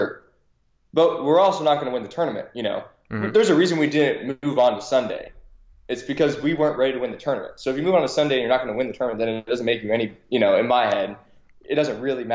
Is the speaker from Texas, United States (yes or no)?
yes; Dallas, Texas, United States; moved away as an adult; also born or lived in La Jolla, California; I was born in La Jolla, California, and I grew up there for a little bit until I was about 8, and then moved to my mom and dad got relocated, moved to Dallas and grew up there, started playing paintball there. So that's where I'm from. I come from Texas